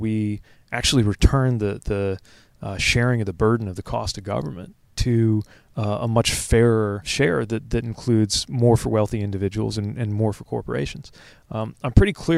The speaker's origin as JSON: {"language": "English", "region": "Indiana", "country": "United States", "tie": "born or raised there", "said": "When I was growing up in Indiana, in my part of Indiana, we didn't have daylight savings time."}